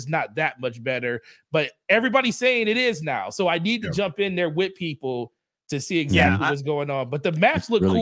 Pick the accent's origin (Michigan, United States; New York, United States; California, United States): Michigan, United States; I'm from Michigan